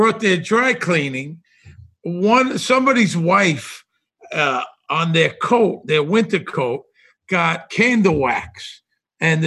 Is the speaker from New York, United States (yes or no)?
yes; New York City, New York, United States; moved away as an adult; also born or lived in Las Vegas; I grew up in Brooklyn